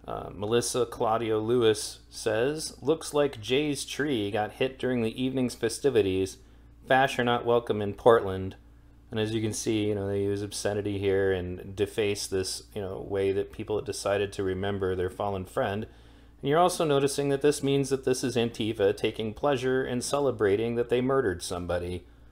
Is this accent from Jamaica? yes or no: no; Ireland; I'm Irish. I support a unified Ireland.